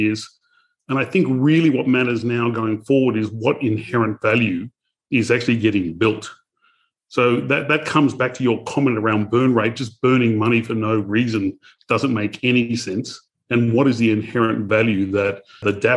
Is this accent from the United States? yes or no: no; Australia; I'm Australian